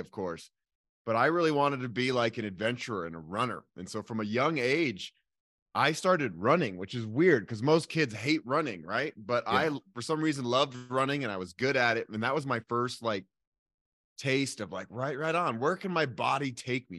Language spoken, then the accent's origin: English; Boulder, Colorado, United States; I am born and raised in Boulder, Colorado